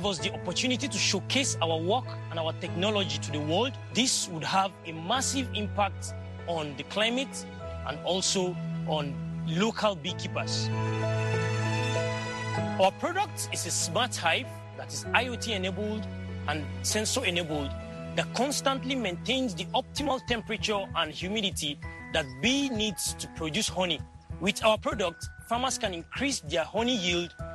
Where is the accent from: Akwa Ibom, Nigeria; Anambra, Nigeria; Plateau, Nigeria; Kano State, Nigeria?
Plateau, Nigeria; Jos; I am from Jos, Nigeria